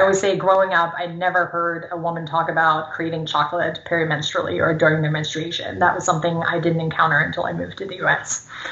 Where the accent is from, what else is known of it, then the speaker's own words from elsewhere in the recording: Germany; first language German; English is a second language; moved away; I grew up in Germany, speaking German.